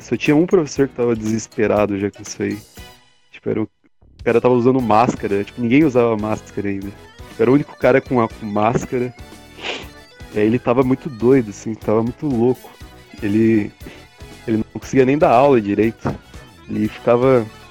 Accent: Brazil; sendo brasileiro

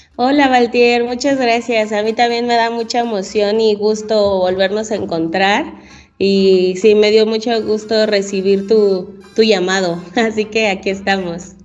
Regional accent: Tultitlán, State of Mexico, Mexico; Yo crecí en Tultitlán, en el Estado de México, allí en un cerrito

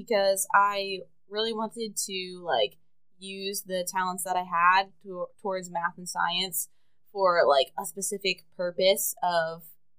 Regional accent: Harrisburg area, central Pennsylvania, United States; moved away as an adult; also born or lived in Pittsburgh; now in Denver, United States; I'm from central Pennsylvania. I grew up in the Harrisburg area, but out in the country, surrounded by a bunch of woods

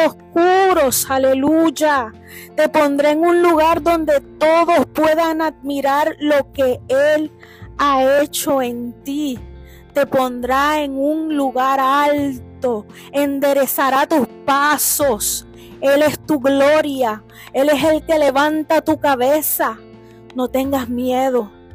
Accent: Puerto Rico; moved away; allá en mi isla de Puerto Rico

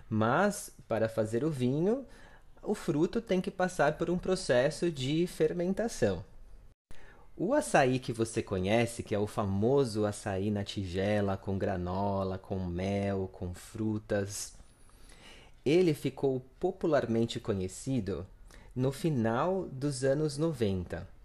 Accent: São Paulo, Brazil; pois eu sou de São Paulo e aqui em São Paulo eu nunca comi o verdadeiro açaí.

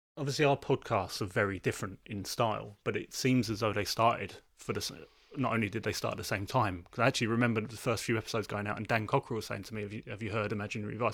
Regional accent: London, United Kingdom; I'm from South London

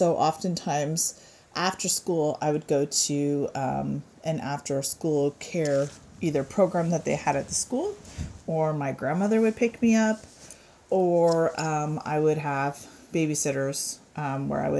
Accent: Denver, Colorado, United States; I grew up in Denver

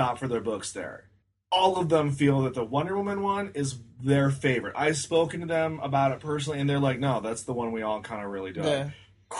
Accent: United States; I'm American.

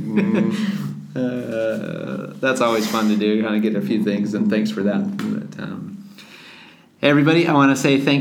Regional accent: United States; me being an American

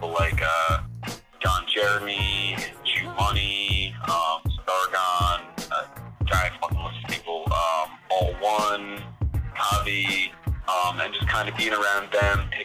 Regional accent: Blue Point, New York, United States; moved away as an adult; now in Brooklyn, United States; I'm from Long Island. I grew up for, like, most of my life in Blue Point

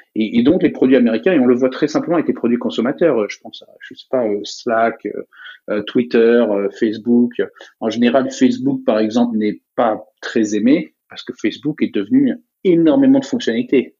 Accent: United States; J'ai grandi aux États-Unis, j'ai vécu la, la, majorité de mon enfance aux États-Unis

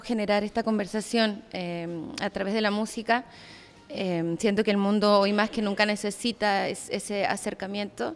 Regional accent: Chile; moved away as an adult; now in Mexico City, Mexico; Soy eh, migrante, soy nacida en Chile, y vivo hace 12 años en la Ciudad de México

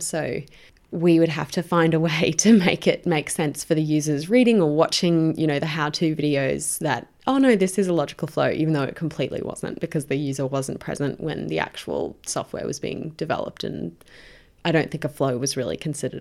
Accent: Brisbane, Queensland, Australia; moved away as an adult; now in Sydney, Australia; I'm originally from Brisbane. I moved down to Sydney

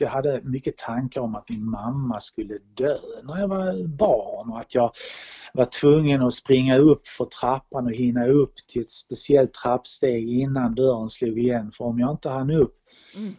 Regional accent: Malmö, Skåne, Sweden; also born or lived in New Delhi, India / Stockholm / Copenhagen; now in Rörum, Sweden; den minsta stad jag bott i är Malmö där jag är född.

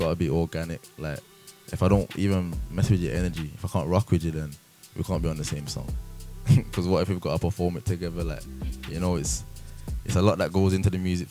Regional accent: Birmingham, West Midlands, United Kingdom; my hometown, Birmingham.

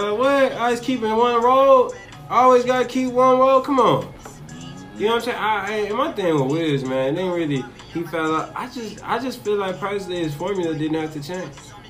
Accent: California, United States; I'm from Cali anyway, so the swagger was already added to my people.

